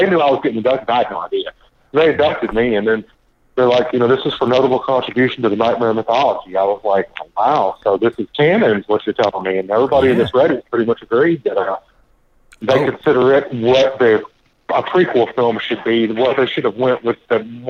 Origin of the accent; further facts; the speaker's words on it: Nashville, Tennessee, United States; moved away as an adult; I was born in Nashville, and I lived there for about 27 years.